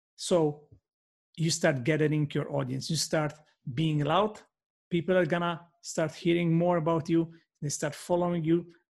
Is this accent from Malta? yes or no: yes; Malta; first language Maltese; English is a second language; my first language is Maltese, but we are bilingual